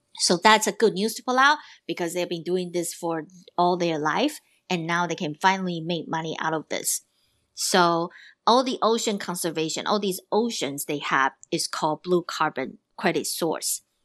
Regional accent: Taiwan; I'm from Taiwan, so I am also a Pacific Islander at heart

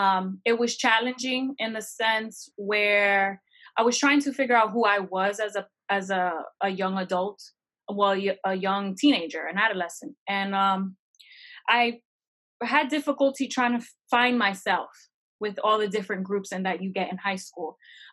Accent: New Jersey, United States; also born or lived in Florida, United States; So I was born in Florida. I went to New Jersey at 4 months up until I was 14.

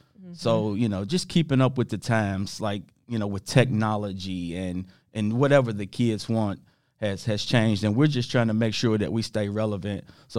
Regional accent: Lexington, United States; born or raised there

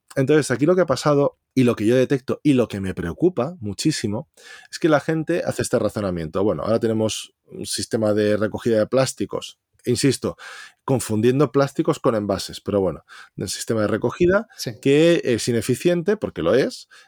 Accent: Valencia, Valencian Community, Spain; soy de Valencia

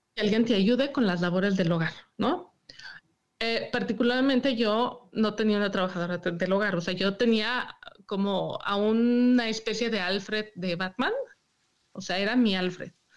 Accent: Mexico City, Mexico; moved away as an adult; now in Michigan, United States; Yo soy de la Ciudad de México

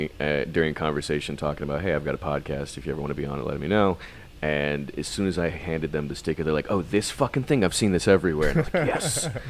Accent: Texas, United States; despite growing up in Texas

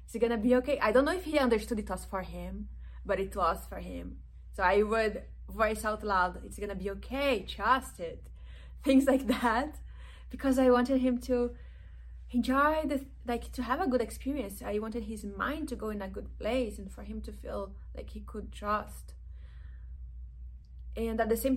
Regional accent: Brazilian Amazon, Brazil; now in Los Angeles, United States; I am originally from the Brazilian Amazon

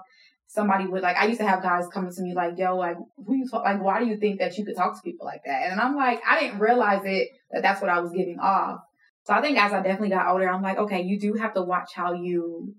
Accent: New York, United States; also born or lived in Jamaica (ancestry); now in Georgia, United States; I was born in New York.

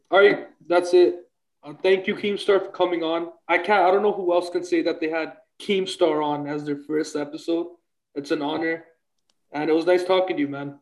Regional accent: Toronto, Ontario, Canada; I'm actually from Toronto, Ontario, Canada

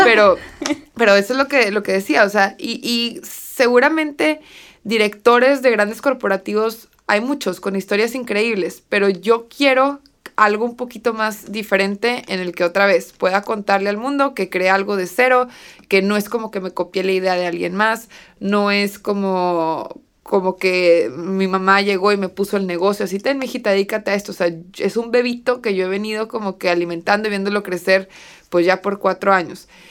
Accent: Torreón, Coahuila, Mexico; en ciudades como Torreón, que es de donde yo soy

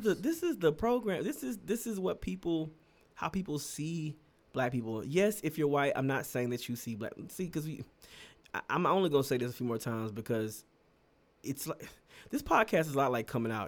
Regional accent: United States; I'm gonna say this as an American

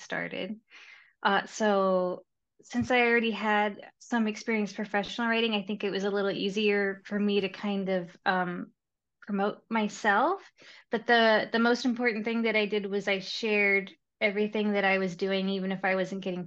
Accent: Texas, United States; moved away as an adult; also born or lived in Seattle area; now in Seattle, United States; I'm from Texas originally

